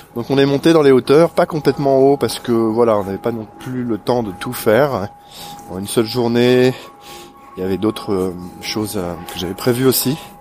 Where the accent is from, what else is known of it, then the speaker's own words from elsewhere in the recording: Normandy, France; je suis normand